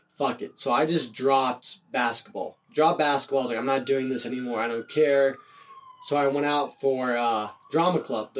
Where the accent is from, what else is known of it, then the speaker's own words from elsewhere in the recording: Youngstown, Ohio, United States; I'm from Youngstown, Ohio, and there's not a lot of stuff that goes on.